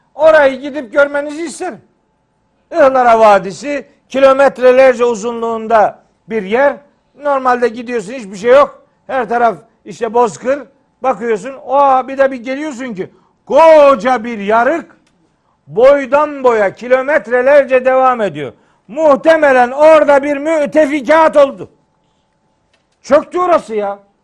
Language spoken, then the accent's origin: Turkish; Trabzon, Turkey; moved away; Bir Trabzonlu olarak özellikle davet ediyorum.